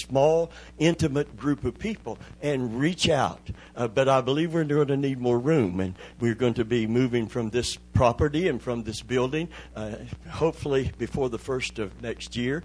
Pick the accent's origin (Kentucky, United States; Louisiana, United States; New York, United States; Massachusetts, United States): Kentucky, United States; moved away; I'm from Kentucky.